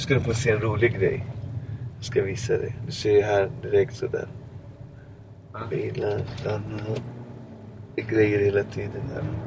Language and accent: Swedish; Botkyrka, Stockholm County, Sweden; min gata där jag kommer ifrån